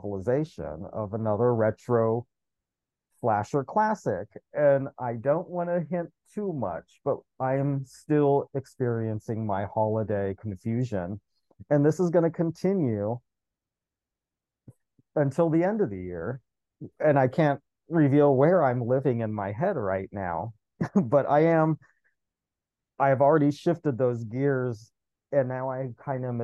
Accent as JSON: {"language": "English", "country": "United States", "tie": "born or raised there", "said": "as an American kid"}